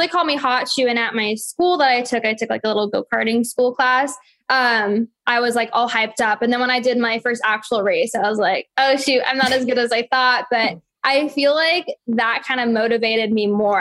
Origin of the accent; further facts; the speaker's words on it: San Francisco, California, United States; I was born in San Francisco and I was born and raised in the Bay Area